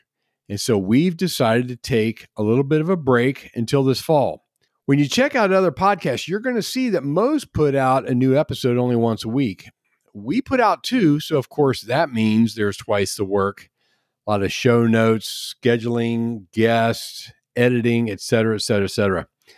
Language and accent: English; Cincinnati, Ohio, United States; moved away; one of my hometown shows, which was WKRP in Cincinnati